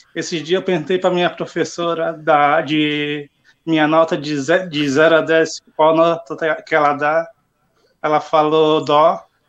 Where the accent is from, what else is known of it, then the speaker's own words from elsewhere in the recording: Palhoça, Santa Catarina, Brazil; Eu, eu falo que sou de Floripa, mas em palhoça, que eu não falo que sou de palhoça, tenho vergonha